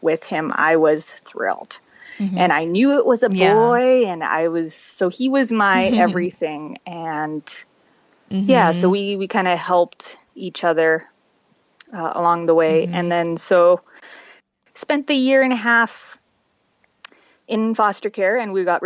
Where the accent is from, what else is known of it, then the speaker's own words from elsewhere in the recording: Calgary, Alberta, Canada; also born or lived in Czech Republic / Montreal; now in Red Deer, Canada; we lived in Montreal till I was 5 and then moved out to towards Calgary. And we're out, I've pretty much raised out there.